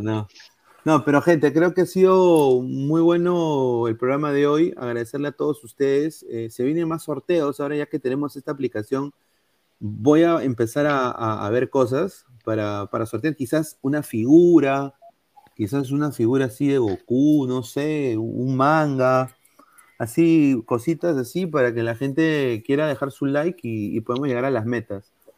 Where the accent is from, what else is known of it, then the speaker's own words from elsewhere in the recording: Peru; now in United States; yo soy peruano, este es mi DNI